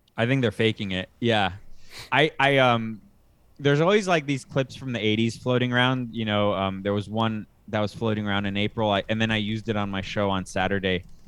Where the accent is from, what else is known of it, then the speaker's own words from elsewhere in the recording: United States; moved away as an adult; now in Costa Rica; I'm an American right now in Costa Rica